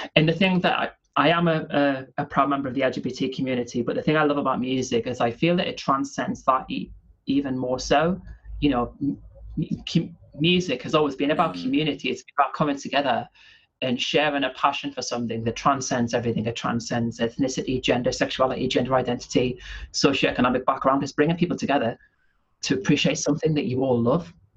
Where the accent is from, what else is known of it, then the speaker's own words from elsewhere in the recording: the North East, North East England, United Kingdom; also born or lived in near Manchester (between Stockport and Glossop); now in near Manchester, United Kingdom; I'm from the Northeast originally